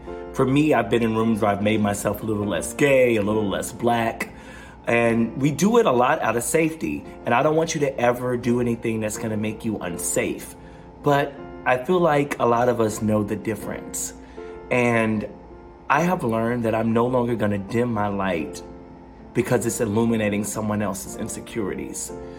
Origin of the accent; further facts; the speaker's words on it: the South, United States; I grew up in the Black Evangelical South where therapists were only for crazy people.